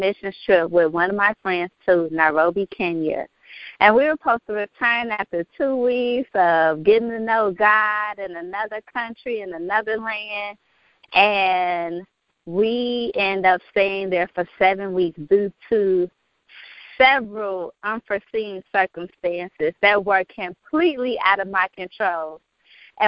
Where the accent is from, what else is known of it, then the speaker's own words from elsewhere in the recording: Chicago, Illinois, United States; I'm from Chicago, the South Side, the Windy City